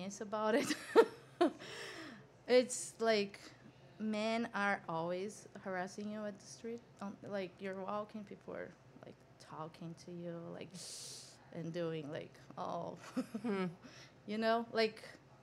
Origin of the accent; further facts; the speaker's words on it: São Paulo, Brazil; moved away as an adult; now in New York, United States; I was born in São Paulo, born and raised.